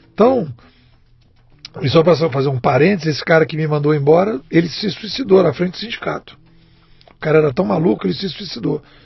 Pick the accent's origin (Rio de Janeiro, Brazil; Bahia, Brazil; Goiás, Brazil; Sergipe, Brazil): Rio de Janeiro, Brazil; Eu sou carioca de Botafogo, botafoguense